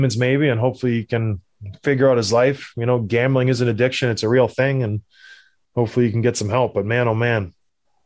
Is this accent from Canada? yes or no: yes; Canada; I'm from Canada